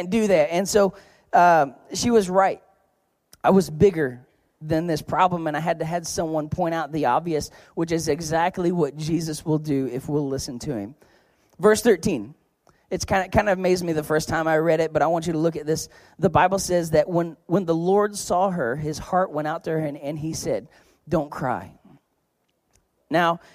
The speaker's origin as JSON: {"language": "English", "region": "Oklahoma", "country": "United States", "said": "I'm from Oklahoma"}